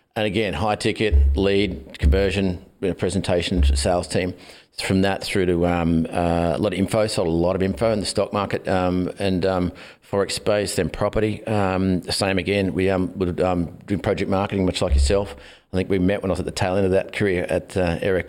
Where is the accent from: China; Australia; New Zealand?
Australia; Glen Innes, New South Wales; moved away as an adult; also born or lived in Sydney / Gold Coast / North Bondi; I born in Sydney, then moved to the country, a little country town called Glen Innes in northern New South Wales, and um, was there for. Um, best part of 20 years